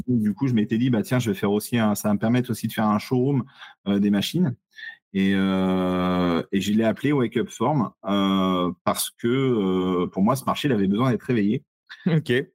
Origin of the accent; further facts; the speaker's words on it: Saumur, Pays de la Loire, France; Saumur, ma ville natale